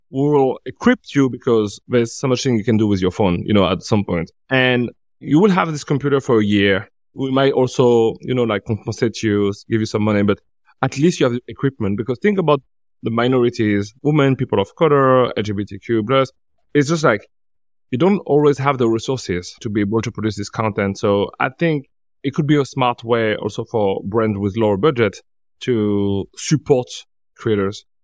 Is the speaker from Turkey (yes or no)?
no; Paris, Île-de-France, France; I'm from Paris